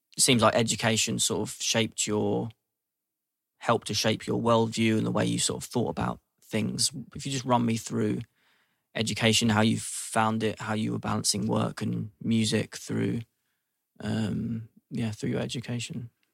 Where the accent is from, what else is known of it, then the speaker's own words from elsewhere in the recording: London, United Kingdom; growing up in London